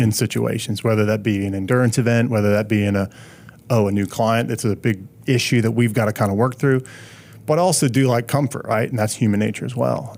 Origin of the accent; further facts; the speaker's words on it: Pennsylvania, United States; moved away as an adult; also born or lived in Charlotte; I'm from Pennsylvania